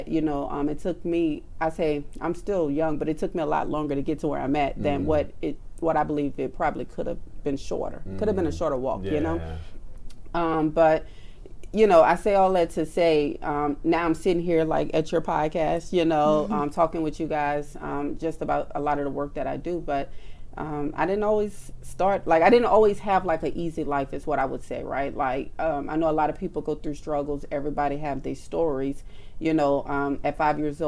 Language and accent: English; New Orleans, Louisiana, United States; I grew up in New Orleans